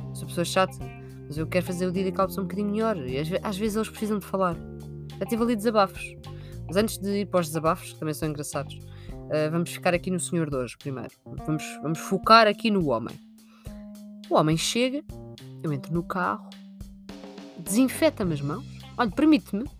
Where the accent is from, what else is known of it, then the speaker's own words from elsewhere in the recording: Sintra, Lisbon, Portugal; Eu sou de Sintra